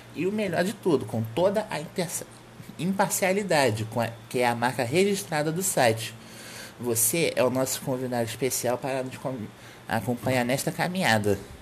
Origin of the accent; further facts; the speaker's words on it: Rio de Janeiro, Brazil; sou natural do Rio de Janeiro